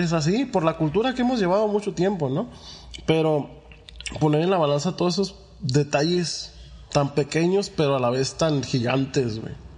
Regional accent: Mexico; como mexicanos somos hermanos

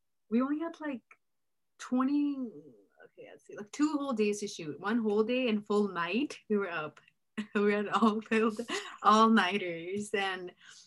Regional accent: Bakersfield, California, United States; I'm from Bakersfield

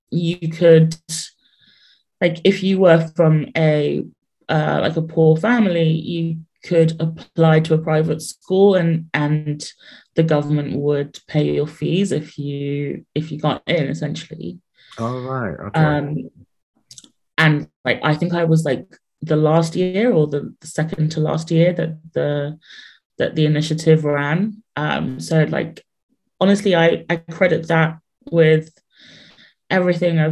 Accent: London, United Kingdom; also born or lived in Ghana; I grew up in London, South London, on an estate called Clapham Park Estate.

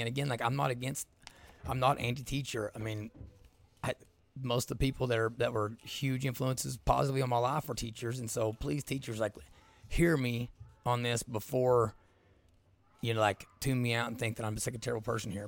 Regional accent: South Eastern Kentucky, United States; I grew up in South Eastern Kentucky, I grew up in a Southern Baptist church

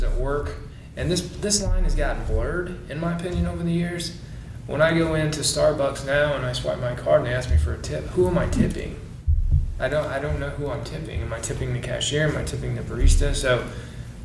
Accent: Du Quoin, Illinois, United States; moved away as an adult; also born or lived in Lake Wales, Florida; I'm originally from Southern Illinois, a small town, DuCoin, Illinois. It's about 6,000 people

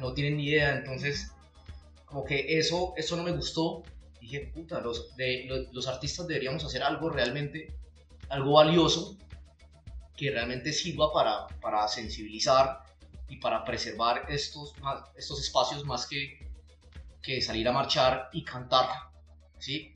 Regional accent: Santander, Colombia; soy un, apasionado por, por, por mi departamento, por mi tierra

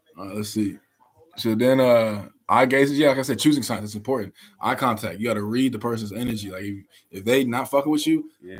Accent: Indianapolis, Indiana, United States; moved away; back in the city, back in my hometown.

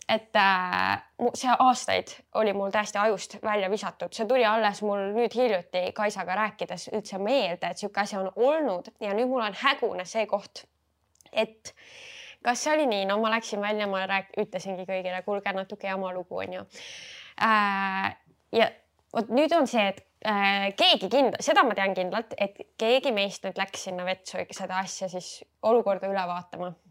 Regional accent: Estonia; ma olen klassikaline eestlane

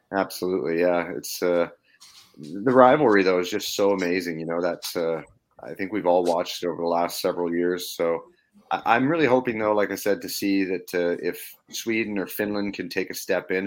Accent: Canada; me being Canadian

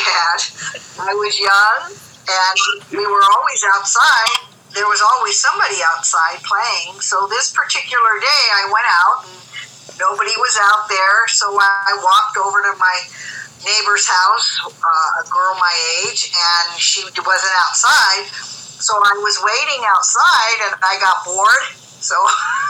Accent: Inglewood, California, United States; I was born in Inglewood, California

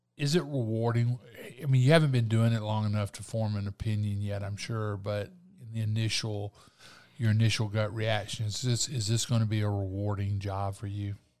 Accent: Eufaula, Alabama, United States; I grew up in Eufaula

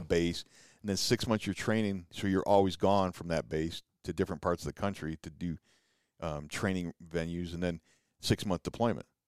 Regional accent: Rives Junction, Michigan, United States; moved away as an adult; also born or lived in California; now in Ephraim, United States; born and raised in Michigan

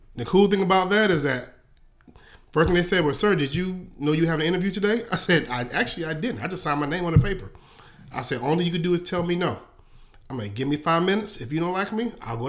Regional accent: Columbia, South Carolina, United States; also born or lived in Hopkins, South Carolina; I'm from Columbia, South Carolina, the, the real country part, or even to the point of Hopkins, South Carolina

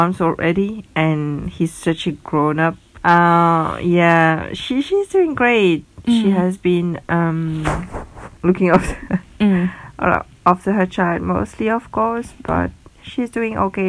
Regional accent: Mauritius; now in Ireland; I am from Mauritius. And actually, my family is not from Mauritius, we are from another island

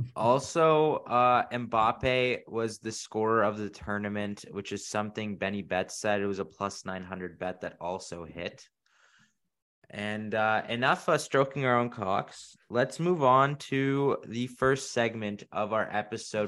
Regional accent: Canada; we are from Canada

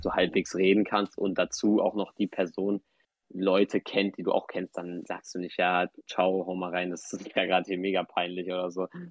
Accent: Hamburg, Germany; in Hamburg zur Schule gegangen die ganze Zeit

